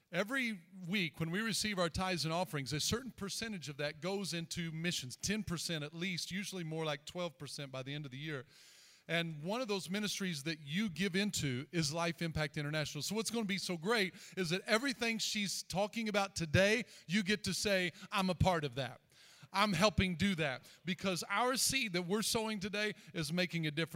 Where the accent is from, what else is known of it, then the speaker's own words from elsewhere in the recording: the South, United States; accent: southern; It's my southern accent